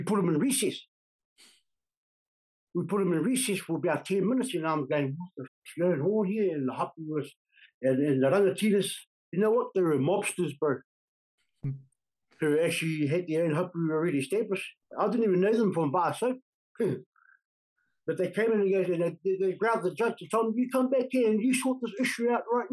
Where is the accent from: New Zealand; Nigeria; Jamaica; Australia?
New Zealand; Auckland; I grew up in a place called Manurewa, in South Auckland. I was born and bred there, in Manurewa